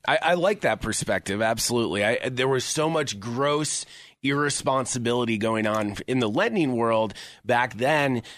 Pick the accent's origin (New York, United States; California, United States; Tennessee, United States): New York, United States; Syracuse; now in Colorado, United States; I'm from Syracuse, New York originally. Came out here in 2005